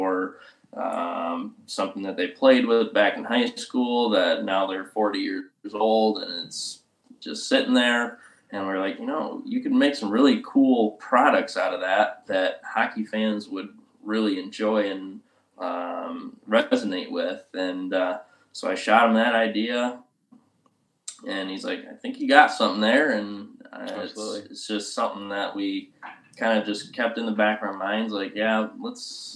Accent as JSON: {"language": "English", "town": "Grand Rapids", "region": "Michigan", "country": "United States", "tie": "born or raised there", "also_born_or_lived": "Texas", "moved": "as an adult", "said": "Growing up in Grand Rapids, hockey was a big part of my life"}